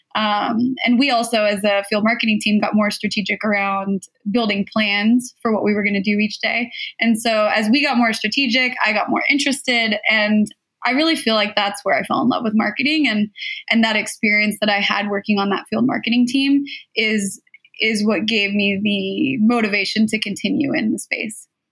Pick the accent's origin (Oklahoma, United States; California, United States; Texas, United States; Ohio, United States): California, United States; Southern; I was born and raised in Southern California